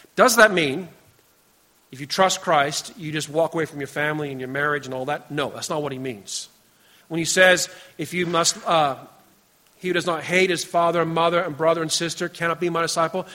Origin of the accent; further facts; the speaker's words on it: Canada; we come from Canada